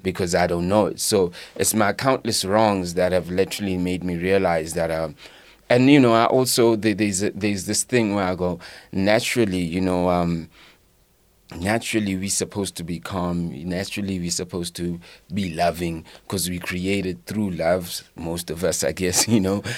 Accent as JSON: {"language": "English", "town": "Leondale", "region": "Gauteng", "country": "South Africa", "tie": "born or raised there", "also_born_or_lived": "Katlehong", "said": "my teenagers were in Leondale, the East Rand"}